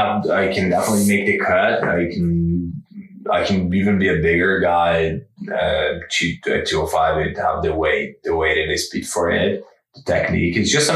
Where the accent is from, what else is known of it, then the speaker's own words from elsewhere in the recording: Brazil; now in Canada; And if fighting at home, like Brazil, I'm from Brazil, but like my fighting home, it's here.